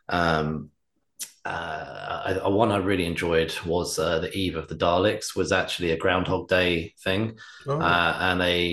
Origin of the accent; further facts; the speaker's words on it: England, United Kingdom; we're English, so I'm English.